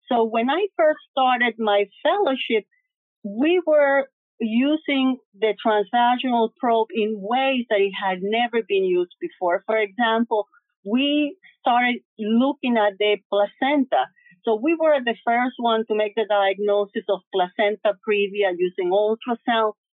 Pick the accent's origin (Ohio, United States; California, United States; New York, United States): New York, United States; New York City; then of course I grew up in New York City. I went to City College, Albert Einstein in the Bronx. I got my residency there.